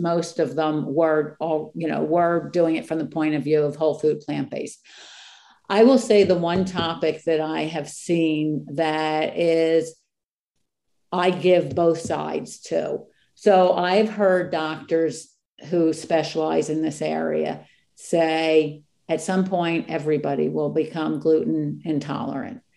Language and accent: English; East Coast, United States; I am from the East Coast